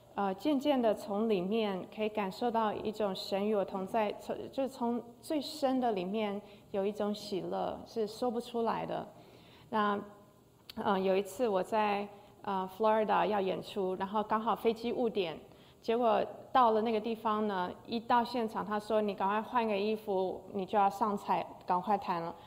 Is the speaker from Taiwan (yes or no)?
yes; Taiwan; 我小时候在台湾长大